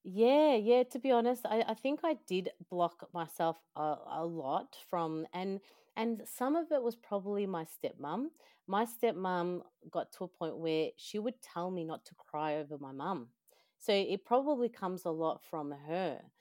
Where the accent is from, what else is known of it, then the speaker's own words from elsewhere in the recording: El Salvador; I am from El Salvador.